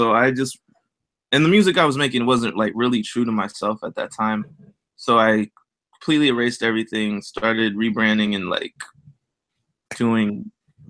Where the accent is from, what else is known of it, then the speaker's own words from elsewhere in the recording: Dayton, Ohio, United States; I'm from Dayton, Ohio, and Hispanic parents. My mom is Panamanian. My dad is Mexican.